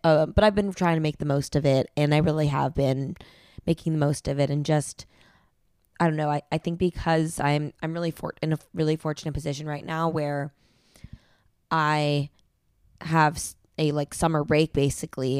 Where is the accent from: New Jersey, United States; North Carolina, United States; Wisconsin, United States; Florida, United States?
New Jersey, United States; born or raised there; moved away